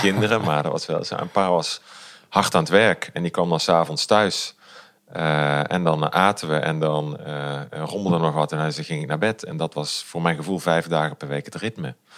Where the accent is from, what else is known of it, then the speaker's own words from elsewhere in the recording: Limburg, Netherlands; also born or lived in Culemborg; ik ben na een maand of zes ook weer terug verhuisd naar Limburg